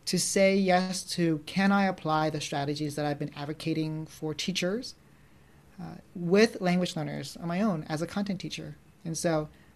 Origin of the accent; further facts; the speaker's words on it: suburban America outside of Philadelphia, Pennsylvania, United States; as an Asian American growing up in America, like suburban America outside of Philadelphia